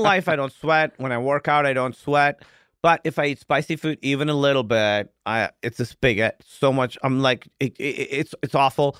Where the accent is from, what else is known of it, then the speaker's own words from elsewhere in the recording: Pakistan; moved away; I grew up in Pakistan